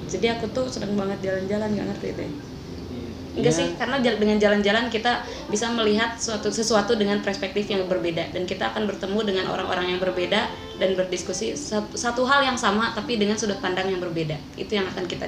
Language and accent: Indonesian; Bandung Regency, West Java, Indonesia; Di Bandungnya kabupaten sih